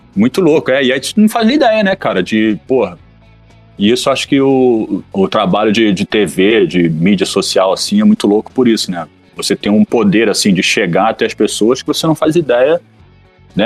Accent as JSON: {"language": "Portuguese", "country": "Brazil", "said": "sou do Brasil"}